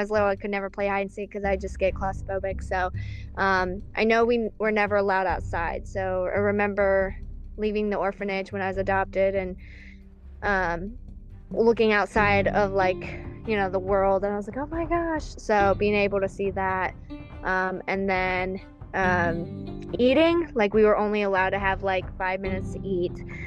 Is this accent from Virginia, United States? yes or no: no; Southern Maryland, United States; also born or lived in Moscow, Russia / Kentucky; I grew up in Southern Maryland, and that's where I live